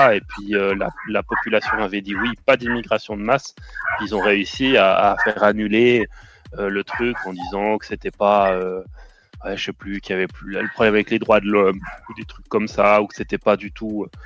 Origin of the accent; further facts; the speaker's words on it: Switzerland; je suis suisse, moi.